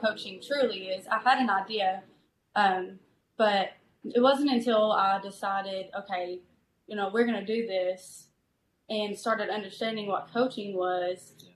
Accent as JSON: {"language": "English", "town": "Prestonsburg", "region": "Kentucky", "country": "United States", "tie": "born or raised there", "also_born_or_lived": "Garrett, Kentucky / Richmond, Kentucky", "said": "I grew up in this area in Prestonsburg, Kentucky. I'm originally from Garrett, which is maybe 15 minutes from Prestonsburg"}